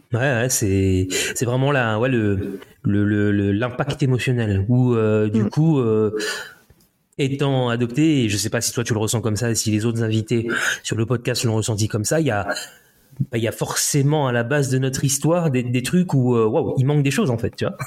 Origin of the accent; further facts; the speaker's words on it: Le Mans, Pays de la Loire, France; also born or lived in Paris / Écommoy / Haiti (ancestry); now in near Nantes, France; je suis français, euh, tu vois, élevé plutôt à la Hein. Quand j'étais euh, au Mans